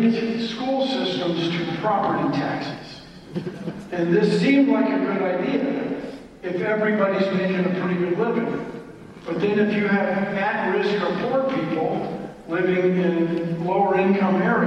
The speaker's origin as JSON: {"language": "English", "town": "Washington", "region": "District of Columbia", "country": "United States", "tie": "born or raised there", "said": "I grew up in Washington"}